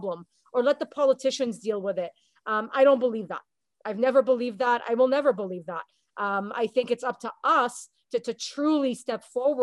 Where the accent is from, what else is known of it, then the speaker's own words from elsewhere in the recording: South Florida, United States; also born or lived in Montreal, Canada; now in Canada; I went to high school in the United States in Southern Florida. I was born in Montreal.